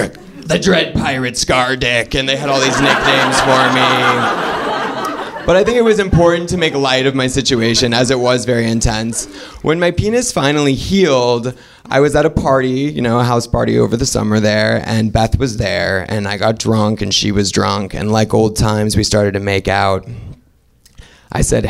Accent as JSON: {"language": "English", "region": "Oregon", "country": "United States"}